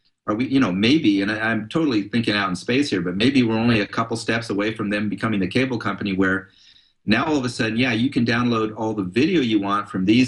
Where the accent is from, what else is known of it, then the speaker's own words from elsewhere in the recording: Palo Alto, California, United States; I grew up in Palo Alto, actually, in a neighborhood where some of the Grateful Dead lived